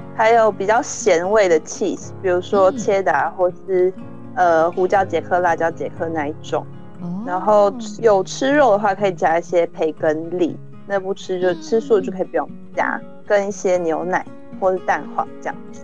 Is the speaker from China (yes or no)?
no; Hualien, Hualien County, Taiwan; moved away as an adult; now in Netherlands; 我自己是也算是个乡间小孩，那我是花莲人